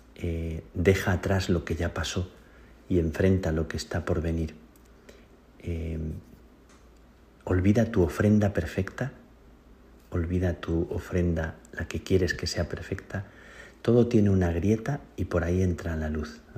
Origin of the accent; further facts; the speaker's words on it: Spain; now in Rome, Italy; la gente en mi tierra, en España